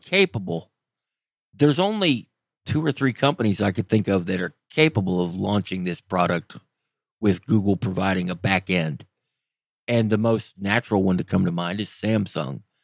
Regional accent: Florida, United States; moved away; I grew up in Florida

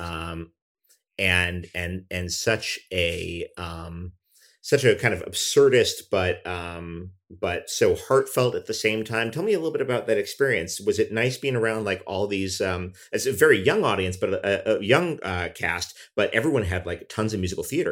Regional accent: New York, United States; growing up in New York

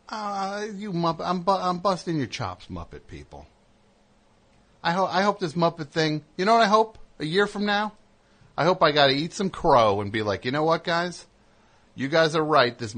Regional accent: Honolulu, Hawaii, United States; also born or lived in Little Italy, New York; now in New York, United States

